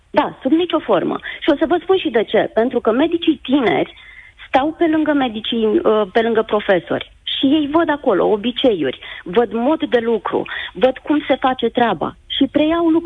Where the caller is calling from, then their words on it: Iași, Iași County, Romania; Uh, bună ziua, uh … sunt din Iași, cu ceva emoții.